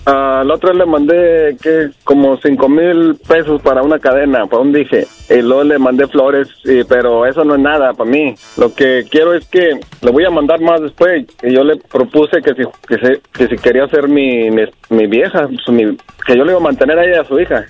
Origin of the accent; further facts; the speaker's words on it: Torreón, Coahuila, Mexico; moved away; yo soy de Torreón.